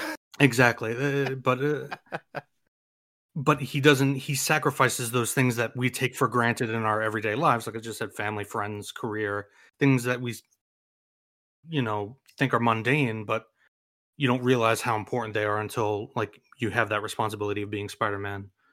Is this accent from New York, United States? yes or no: yes; New York, United States; as a New Yorker